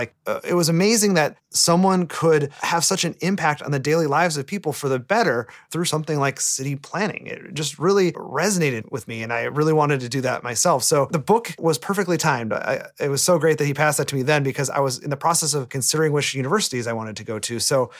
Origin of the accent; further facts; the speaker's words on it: Sturgeon Bay, Wisconsin, United States; moved away; I was born and raised in Sturgeon Bay, Wisconsin. It's a small town on the lakeshore of Lake Michigan, about 45 minutes from Green Bay, but really about three and a half hours from a truly major city